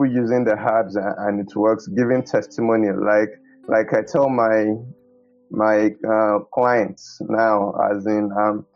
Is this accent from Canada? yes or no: no; Oyo, Nigeria; I grew up in Oyo Town, Emmanuel Baptist Church